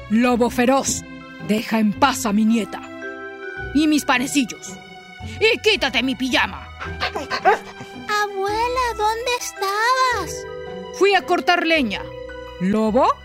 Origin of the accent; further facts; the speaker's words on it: Mexico City, Mexico; Soy de la Ciudad de México y gracias por escuchar esto.